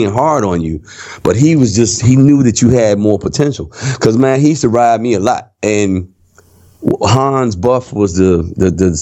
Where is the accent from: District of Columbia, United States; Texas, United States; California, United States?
District of Columbia, United States; Washington; moved away; also born or lived in Minneapolis; the style that I had when I grew up in Washington, D.C.